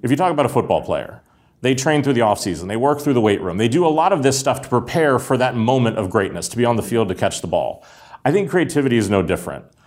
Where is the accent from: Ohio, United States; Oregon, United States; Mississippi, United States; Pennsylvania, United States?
Pennsylvania, United States; Pittsburgh; born or raised there